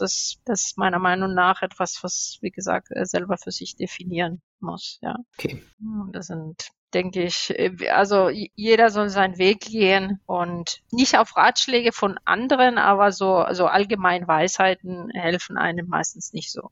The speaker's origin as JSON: {"language": "German", "country": "Spain", "tie": "born or raised there", "also_born_or_lived": "Stuttgart, Germany", "second_language": "German", "moved": "as an adult", "lives_now": "Germany", "said": "ich bin eigentlich ähm, erst mit 18 Jahren nach Deutschland gekommen bin gebürtige Spanierin"}